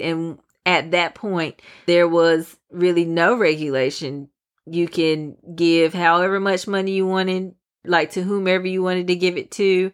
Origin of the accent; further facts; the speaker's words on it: United States; we as the American people